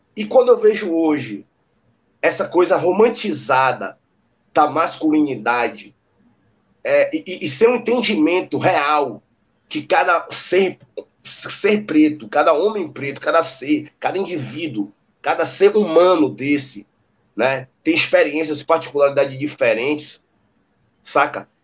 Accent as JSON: {"language": "Portuguese", "town": "Salvador", "region": "Bahia", "country": "Brazil", "tie": "born or raised there", "also_born_or_lived": "Santa Cruz, Salvador", "said": "E com um ano eu vim para cá onde eu moro, em Brotas"}